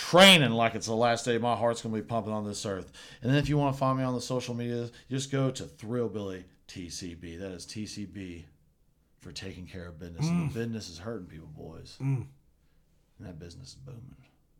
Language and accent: English; Tennessee, United States; We're both from Tennessee.